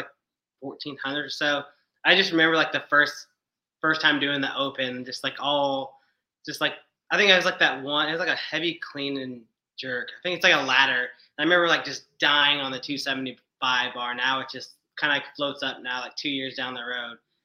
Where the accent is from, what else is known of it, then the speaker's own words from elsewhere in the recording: Lubbock, Texas, United States; moved away as an adult; also born or lived in San Marcos, Texas; now in Buda, United States; I'm from West Texas. I'm from Lubbock originally.